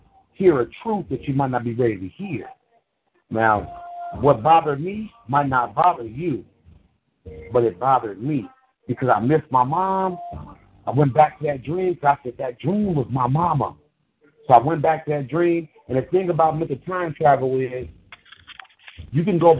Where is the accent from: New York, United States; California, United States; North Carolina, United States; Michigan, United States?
California, United States; Richmond; moved away; also born or lived in Colorado; I'm from California. I'm from Richmond, California, the Bay Area. I was living in Colorado.